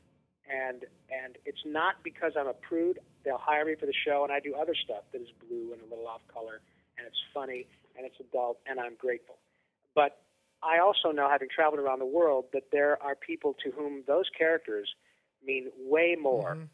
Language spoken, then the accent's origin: English; Flint, Michigan, United States; also born or lived in Detroit, Michigan; I was born in Detroit and raised in around Flint, Michigan